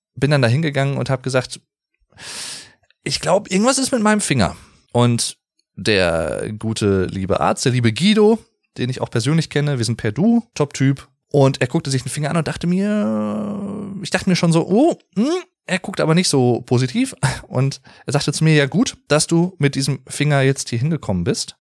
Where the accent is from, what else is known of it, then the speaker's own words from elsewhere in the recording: Germany; hier in meiner Heimatstadt